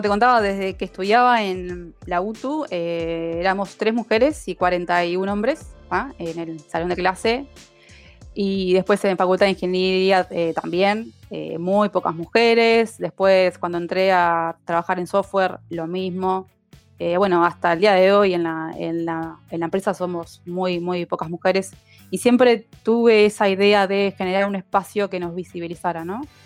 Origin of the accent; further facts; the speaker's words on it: Uruguay; Hoy en Uruguay somos, las mujeres representamos el 30% de la fuerza laboral en IT